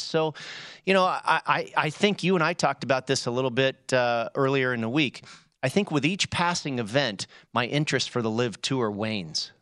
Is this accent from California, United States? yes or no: yes; Bay Area, California, United States; I grew up in the Bay Area, so, so we're fans of all the Bay Area teams